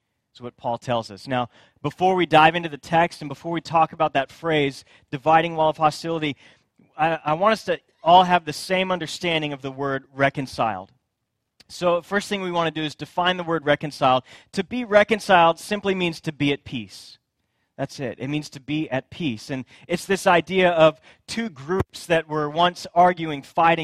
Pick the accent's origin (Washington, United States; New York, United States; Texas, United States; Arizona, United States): Texas, United States; Friendswood; also born or lived in Katy, Texas; I grew up in Friendswood, which is just outside of Houston, a little bitty town